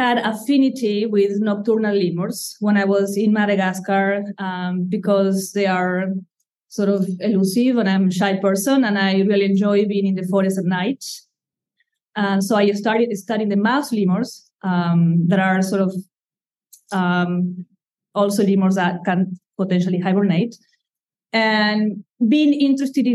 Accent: Argentina; English is a second language; moved away as an adult; now in Durham, United States; I come from Argentina, and I have been in the U.S. for more than 20 years, yet the accent has stayed with me.

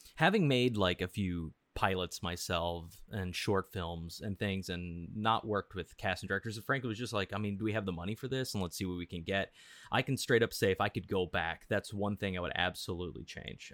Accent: Missouri, United States; I grew up in Missouri

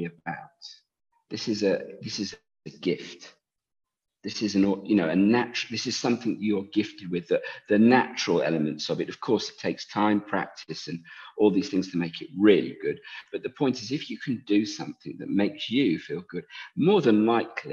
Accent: England, United Kingdom; I'm English

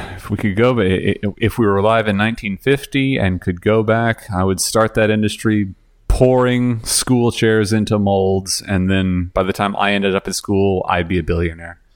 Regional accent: Texas, United States; moved away as an adult; now in Canada; I'm from Texas

